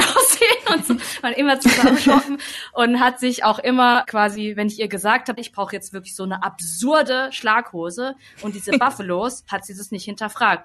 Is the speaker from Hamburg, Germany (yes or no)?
no; Hemsbach, Baden-Württemberg, Germany; Hemsbach oder so, wo ich halt zur Schule gegangen bin.